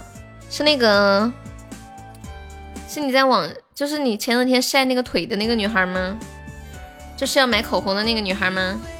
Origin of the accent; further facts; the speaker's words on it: Sichuan, China; 大家好，